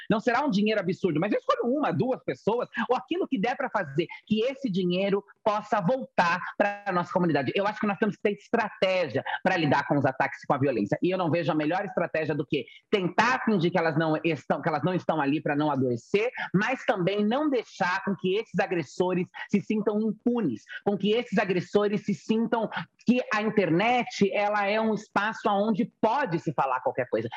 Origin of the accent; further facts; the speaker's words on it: Francisco Morato, São Paulo, Brazil; also born or lived in Itu; eu sou uma travesti que cresci na periferia. Cresci em Francisco Morato, depois fui morar em Itu